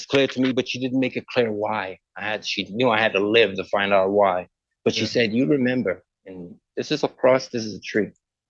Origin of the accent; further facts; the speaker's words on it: Port of Spain, Trinidad & Tobago; I was born in the Caribbean and a place called Port of Spain. And I grew up in Chanflare, right below a hill.